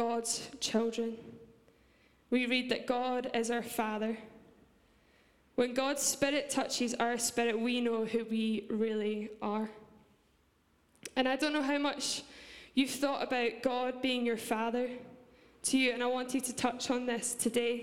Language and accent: English; Scotland, United Kingdom; accent: Scottish; my Scottish accent